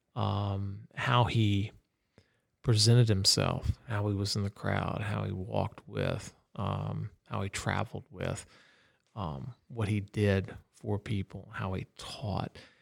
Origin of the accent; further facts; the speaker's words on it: Orlando, Florida, United States; moved away; also born or lived in Texas; growing up in Orlando. I knew all the back roads.